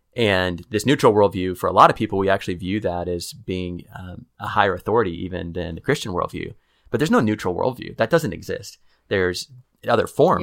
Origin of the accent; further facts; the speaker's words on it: Kansas City, United States; moved away as an adult; now in Waco, United States; I'm from Kansas City